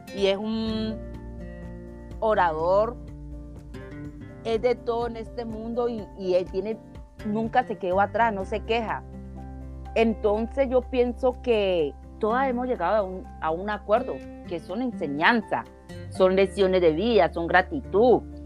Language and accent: Spanish; Colombia; soy colombiana